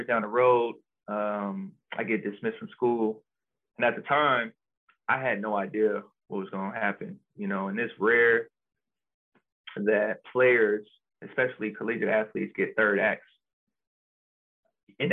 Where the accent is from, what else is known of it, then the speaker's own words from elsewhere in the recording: Austin, Texas, United States; moved away as an adult; also born or lived in Spokane; I'm from Austin